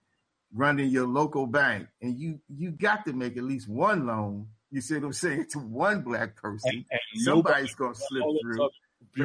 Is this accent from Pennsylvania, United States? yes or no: yes; Philadelphia, Pennsylvania, United States; now in Pittsburgh, United States; I was born and raised in Philly